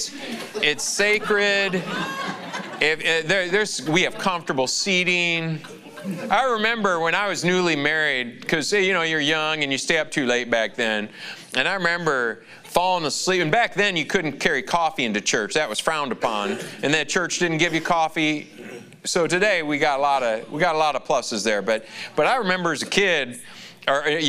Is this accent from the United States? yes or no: yes; Lansing, Michigan, United States; Lansing, Michigan, my hometown